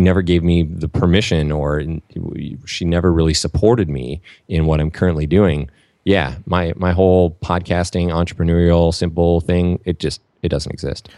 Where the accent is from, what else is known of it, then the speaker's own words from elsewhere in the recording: Saint Paul, Minnesota, United States; I grew up in Saint Paul, Minnesota